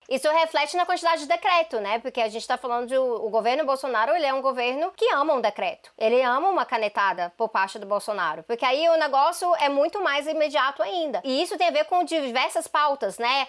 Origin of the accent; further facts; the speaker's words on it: Brazil; Eu falo do Brasil